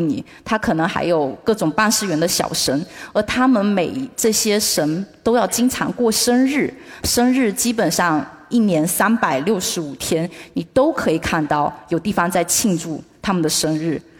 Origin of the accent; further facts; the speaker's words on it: Fuzhou, Fujian, China; 那我们福州所在的这个闽东区域讲的是福州话